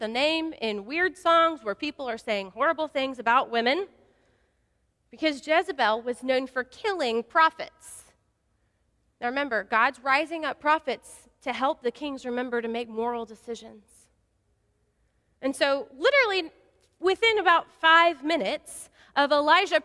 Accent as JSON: {"language": "English", "region": "West Texas", "country": "United States", "said": "I'm from West Texas, and so I'm a Friday Night Lights girl"}